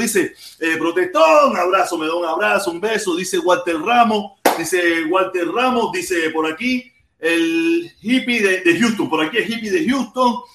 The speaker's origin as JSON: {"language": "Spanish", "country": "Cuba", "tie": "born or raised there", "said": "todos los que nacimos en Cuba"}